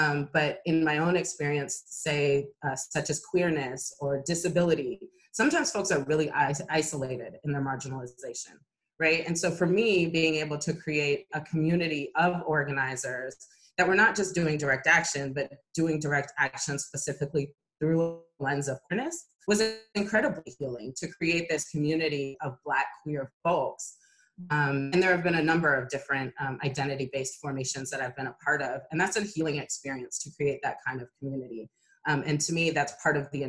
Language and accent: English; Oakland, California, United States; since I was born in Oakland